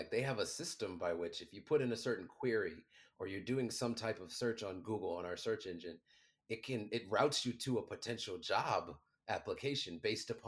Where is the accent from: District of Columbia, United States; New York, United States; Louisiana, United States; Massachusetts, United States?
District of Columbia, United States; Washington; I'm 17 years old. I'm from Washington, D.C., not the good side.